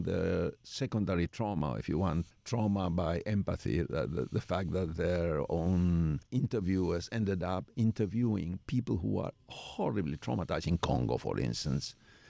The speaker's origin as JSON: {"language": "English", "country": "Argentina", "second_language": "English", "said": "Well, I'm Jewish from Argentina, which is a very peculiar"}